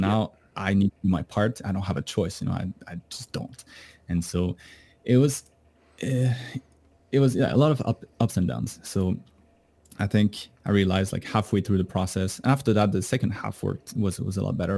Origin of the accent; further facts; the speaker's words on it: Canada; moved away; I, I'm from Canada